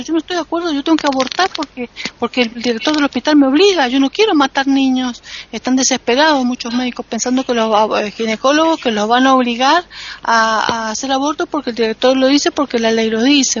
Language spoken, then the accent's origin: Spanish; Argentina; en mi país